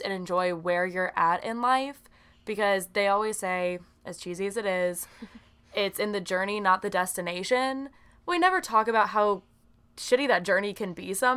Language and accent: English; the South, United States; I was born and raised here in the South